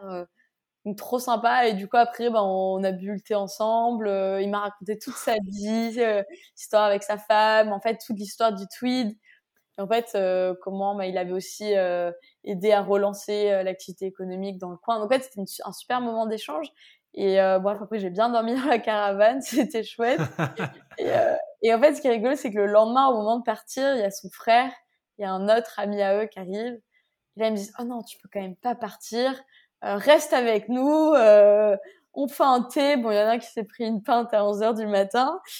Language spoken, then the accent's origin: French; France; je viens de France